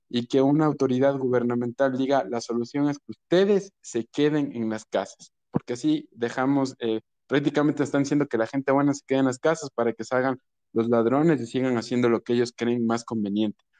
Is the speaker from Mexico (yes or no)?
no; Quito, Pichincha, Ecuador; es un quiteño eh, nacido en un hospital público, eh, justamente una familiar de mi mamá me recibió como comadrona, nací en el barrio de la Villaflora